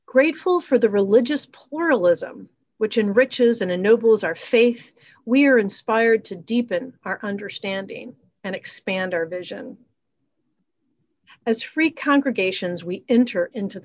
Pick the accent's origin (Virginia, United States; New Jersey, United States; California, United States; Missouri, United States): Virginia, United States; a small town in; I was brought up in the Episcopal Church in a small town in Virginia